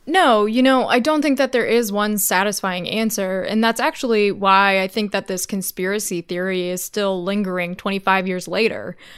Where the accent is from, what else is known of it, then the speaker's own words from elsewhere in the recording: right outside of Chicago, Illinois, United States; I grew up right outside of Chicago, about fifteen miles away